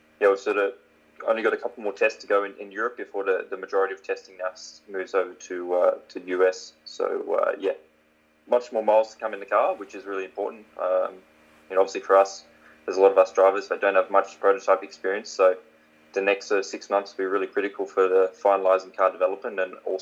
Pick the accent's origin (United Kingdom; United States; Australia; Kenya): Australia; Warwick, Queensland; moved away; I'd probably still be a builder in my hometown of Warwick.